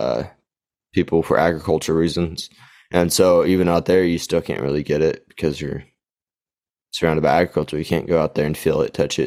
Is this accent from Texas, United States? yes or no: yes; Gainesville, Texas, United States; my hometown, Gainesville, population like 19,000